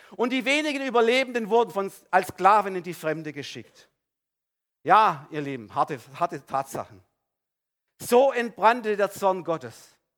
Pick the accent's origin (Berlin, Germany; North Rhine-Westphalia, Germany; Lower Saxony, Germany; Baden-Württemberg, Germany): Baden-Württemberg, Germany; Bei uns in Ödesheim